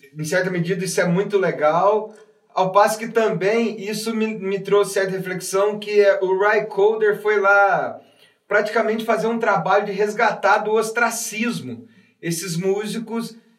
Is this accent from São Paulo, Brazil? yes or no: no; South of Minas Gerais, Brazil; o sul de Minas que é a minha terra